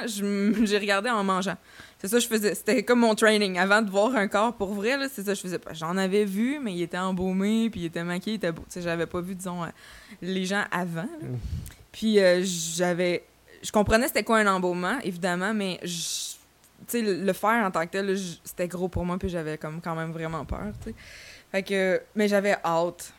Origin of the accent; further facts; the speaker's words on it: Saint-Hubert, Quebec, Canada; je viens euh, de Saint-Hubert. J'ai fait euh, mes études secondaires à Monseigneur Parent